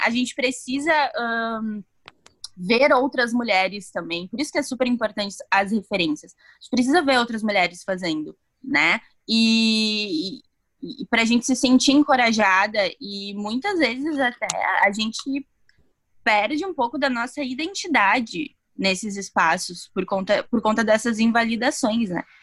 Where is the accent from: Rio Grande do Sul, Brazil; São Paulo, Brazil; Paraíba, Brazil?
Rio Grande do Sul, Brazil; Santo Ângelo; Eu sou de Santo Ângelo.